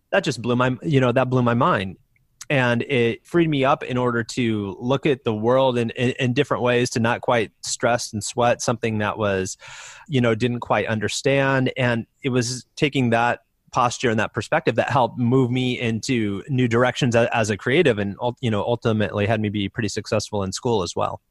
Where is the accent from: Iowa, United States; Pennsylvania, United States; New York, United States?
Iowa, United States; I grew up in the Midwest in Iowa